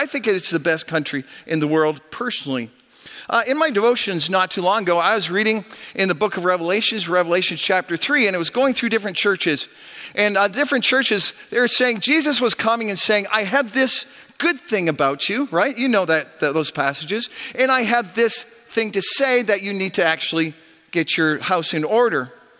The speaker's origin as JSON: {"language": "English", "country": "Canada", "also_born_or_lived": "Chicago", "said": "I did my undergrad in the United States, the great United States of America. I'm Canadian, but I went down to Chicago to get my undergrad."}